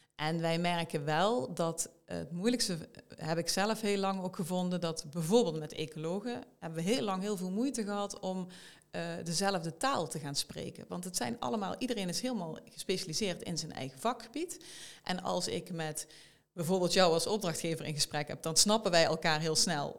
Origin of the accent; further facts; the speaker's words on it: South Limburg, Netherlands; moved away as an adult; now in Eindhoven, Netherlands; ik kom uit Zuid-Limburg van origine.